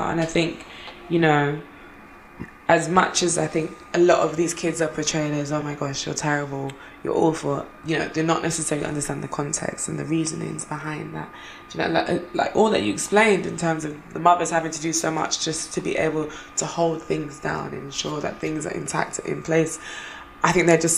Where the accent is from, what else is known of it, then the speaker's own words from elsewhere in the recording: Jamaica; growing up in Jamaica or like living in Jamaica for a short time, I remember it was having like walking uh, like to school.